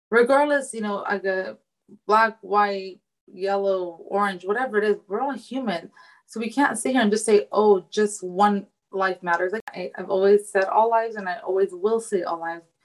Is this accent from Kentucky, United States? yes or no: no; California, United States; I was conceived in Afghanistan but born in America.